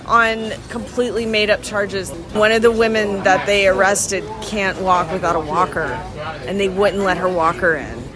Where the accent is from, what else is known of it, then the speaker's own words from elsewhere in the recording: Atlanta, Georgia, United States; also born or lived in Nashville, Tennessee; I was born in Atlanta, Georgia. I grew up between Atlanta and Nashville, Tennessee.